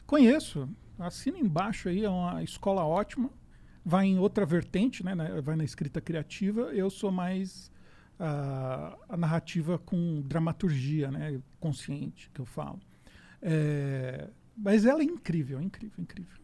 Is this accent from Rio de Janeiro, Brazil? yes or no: no; Osasco, São Paulo, Brazil; Eu sou de Osasco